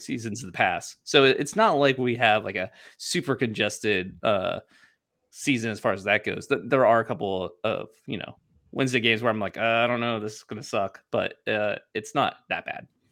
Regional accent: Ohio, United States; moved away; my whole family back home lives, like, within, like, five blocks of each other.

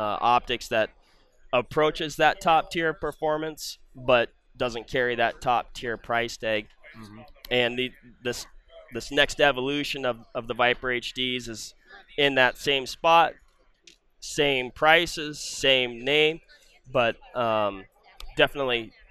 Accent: Western Washington, United States; moved away; also born or lived in Wisconsin; Back home in my home state of Western Washington

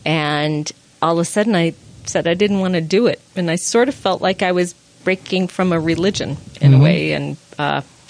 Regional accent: Long Island, New York, United States; now in Utah, United States; I grew up in New York, on Long Island

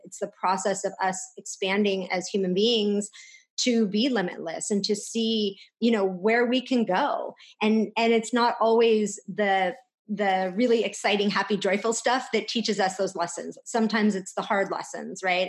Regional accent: California, United States; we're from California.

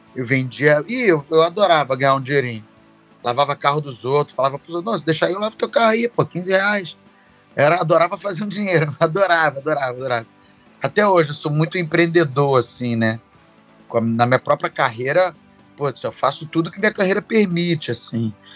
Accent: Rio de Janeiro, Brazil; sou do Rio de Janeiro, mas ando assim, Bangu

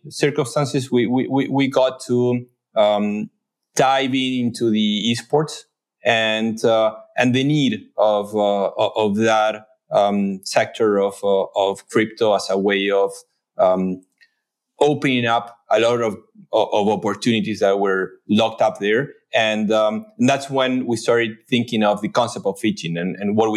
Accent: Buenos Aires, Argentina; moved away as an adult; now in New York, United States; I grew up in Buenos Aires, though I've been in New York for the last 12 years.

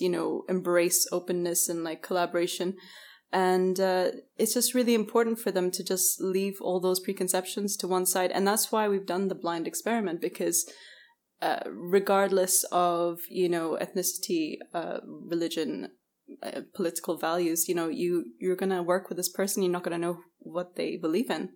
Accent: Bahrain; also born or lived in Canada / United Kingdom / Scotland; my father's English, my mother's Bahraini, but I grew up in Bahrain.

